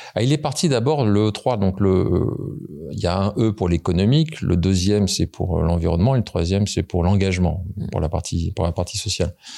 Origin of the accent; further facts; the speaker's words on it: Paris region, Île-de-France, France; je suis né en région parisienne